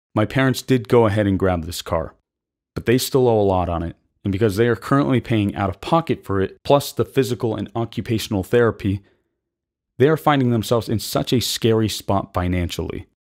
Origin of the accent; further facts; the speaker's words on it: United States; we as American citizens